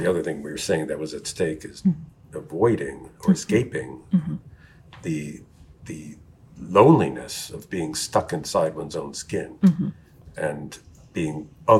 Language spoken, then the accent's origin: English; United States; I'm American, English speaker.